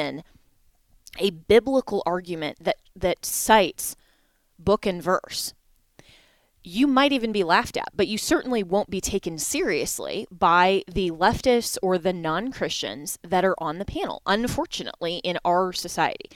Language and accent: English; Colorado, United States; here in my home state of Colorado